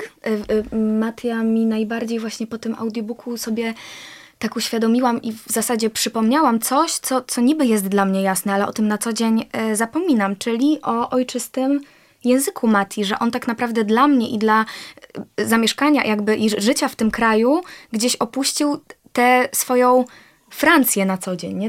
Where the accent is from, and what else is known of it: Poland